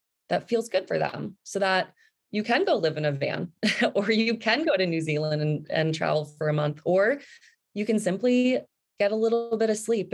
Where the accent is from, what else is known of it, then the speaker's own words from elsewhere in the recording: New Jersey, United States; moved away; also born or lived in New York City / Fairfield County, Connecticut; I grew up in New Jersey